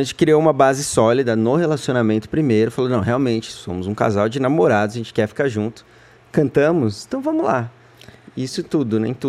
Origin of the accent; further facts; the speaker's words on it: São Paulo, Brazil; sou de São Paulo, da freguesia do Ó